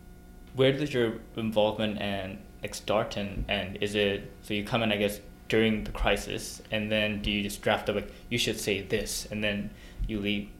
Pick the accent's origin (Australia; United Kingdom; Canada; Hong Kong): Hong Kong; moved away; also born or lived in South Korea; I was born in South Korea, then I moved to Hong Kong, but that was 1997, so the Brits just left, but I still attended a school that was run by the Brits there.